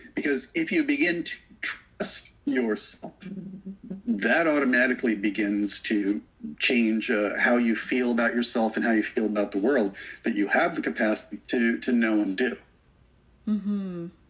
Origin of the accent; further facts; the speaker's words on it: Florida, United States; I grew up in Florida